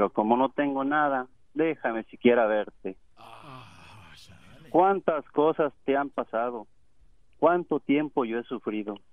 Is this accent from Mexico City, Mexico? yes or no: no; Zacatecas, Mexico; menos era Zacatecas